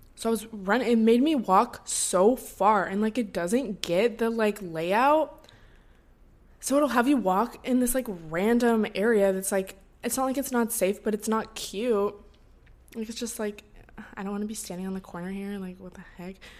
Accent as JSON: {"language": "English", "town": "Seattle", "region": "Washington", "country": "United States", "tie": "born or raised there", "moved": "as an adult", "lives_now": "Los Angeles, United States", "said": "my hometown and, like, to Seattle"}